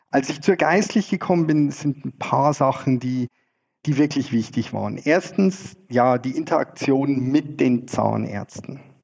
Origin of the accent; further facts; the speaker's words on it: Freising, Bavaria, Germany; moved away as an adult; also born or lived in Scotland / Zurich, Switzerland; now in Switzerland; Ich komme ursprünglich aus Freising äh, in der Nähe von München bin dort aufgewachsen